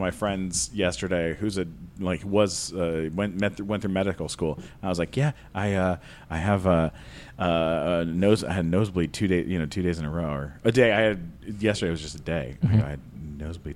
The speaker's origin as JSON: {"language": "English", "town": "London", "region": "Ontario", "country": "Canada", "also_born_or_lived": "Brooklyn, New York", "moved": "yes", "said": "I'm from London, Ontario, Canada."}